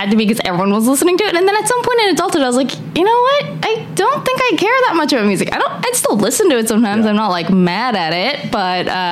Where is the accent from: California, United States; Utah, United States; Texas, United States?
California, United States; Southern; moved away as an adult; also born or lived in New York / New Jersey; now in Los Angeles, United States; I grew up in Southern California, not in LA, but I've lived on the East Coast my entire adult life